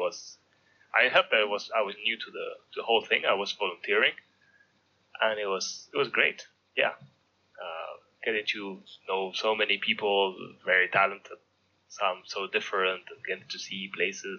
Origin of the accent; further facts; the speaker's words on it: Mallorca, Balearic Islands, Spain; I grew up in Mallorca